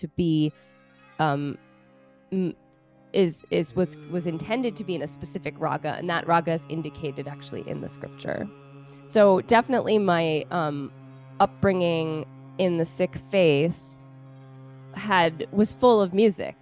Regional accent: Baltimore, Maryland, United States; I was born in Baltimore, Maryland. Grew up here

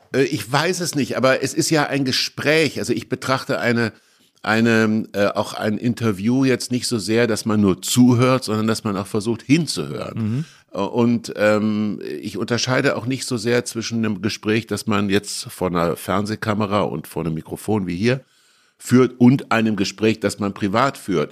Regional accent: Kassel, Hesse, Germany; also born or lived in Düsseldorf / Hamburg / Munich; now in Berlin, Germany; in Kassel, wo ich aufgewachsen bin

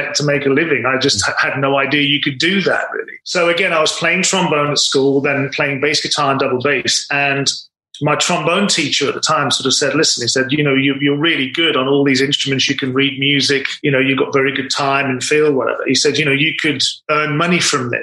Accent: Wolverhampton, West Midlands, United Kingdom; I'm originally from Wolverhampton

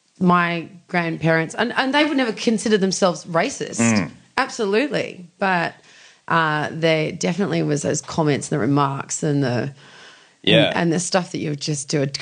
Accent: Sydney, New South Wales, Australia; also born or lived in Vaucluse / Clontarf; we grew up in Hurstville.

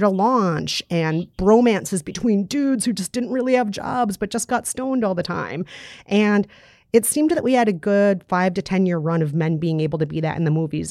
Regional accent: Minnesota, United States; I grew up in Minnesota, and tornado drills were a daily thing in school growing up in the springtime

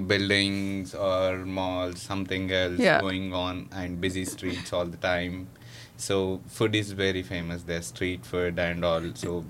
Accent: Hyderabad, Telangana, India; moved away as an adult; now in Belleville, Canada; I am from India, and the town which I grew up in is Hyderabad.

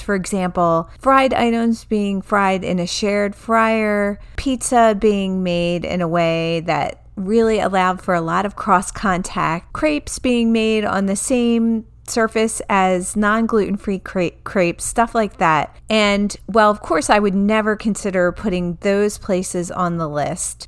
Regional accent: New Jersey, United States; moved away; also born or lived in Baltimore; I grew up in New Jersey

